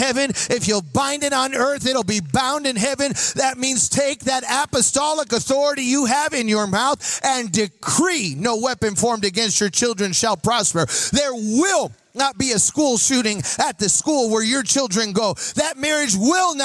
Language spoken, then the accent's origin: English; Chicago, Illinois, United States; I'm from Chicago.